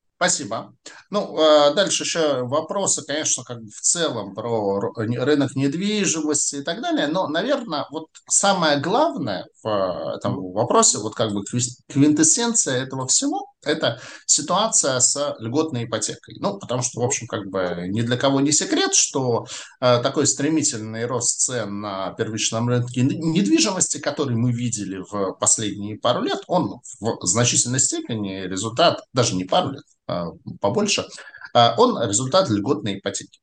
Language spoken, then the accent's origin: Russian; Saint Petersburg, Russia; я, как уроженец Петербурга, очень хорошо знаю географию Петербурга